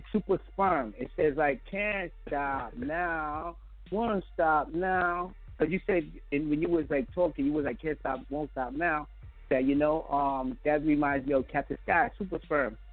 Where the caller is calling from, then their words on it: Five Towns, New York, United States; also born or lived in Brownsville, Brooklyn, New York; I'm calling from Five Towns. Used to be out in Brownsville